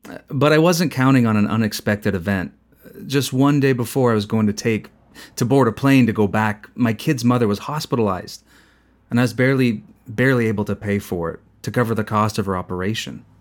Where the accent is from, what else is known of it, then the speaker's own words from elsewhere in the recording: Zapotitlán Tablas, Guerrero, Mexico; moved away as an adult; also born or lived in Los Angeles / Maryland; now in Santa Ana, United States; I'm from Guerrero State, the mountain region. They say it's the heart of the mountain, but to be precise, I'm from Zapotitlan Tablas, Guerrero.